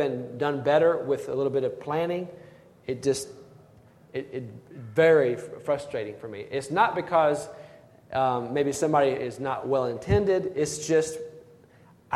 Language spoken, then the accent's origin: English; Blythewood, South Carolina, United States; the church where I grew up in Blythewood, South Carolina